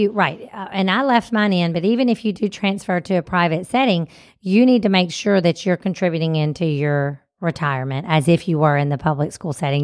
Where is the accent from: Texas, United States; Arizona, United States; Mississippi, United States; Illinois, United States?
Mississippi, United States; we're from Mississippi